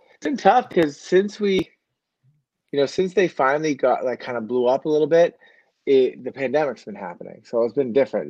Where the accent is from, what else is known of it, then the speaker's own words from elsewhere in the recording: Manchester, New Hampshire, United States; now in Auburn, United States; I grew up in Southern New Hampshire at the high school college in Manchester, but now I'm in Auburn